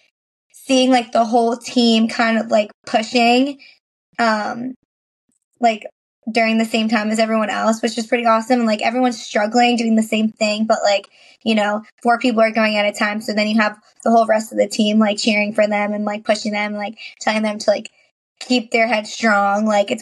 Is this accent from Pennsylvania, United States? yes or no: no; Suffern, New York, United States; I am from Suffern, New York, which is a small town